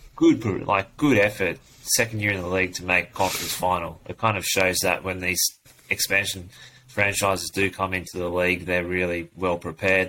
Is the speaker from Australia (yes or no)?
yes; Sydney, New South Wales, Australia; I'm born in Sydney